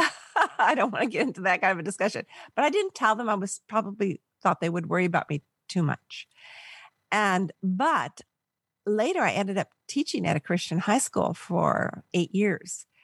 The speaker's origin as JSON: {"language": "English", "town": "Palos Verdes", "region": "California", "country": "United States", "tie": "born or raised there", "also_born_or_lived": "Milwaukee", "lives_now": "San Luis Obispo, United States", "said": "I grew up in Southern California, about a mile from the beach. Uh, Palos Verdes, it's by Long Beach"}